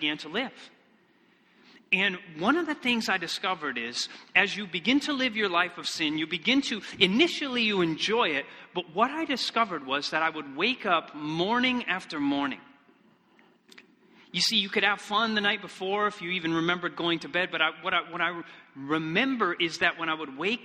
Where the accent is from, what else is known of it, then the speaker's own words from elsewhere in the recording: Michigan, United States; moved away; also born or lived in Iceland; I come from Michigan originally